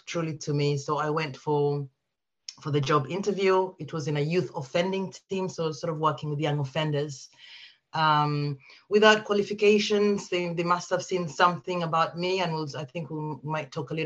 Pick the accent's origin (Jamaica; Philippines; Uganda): Uganda; now in United Kingdom; I'm originally from Uganda, but I've lived in the UK for quite some time now.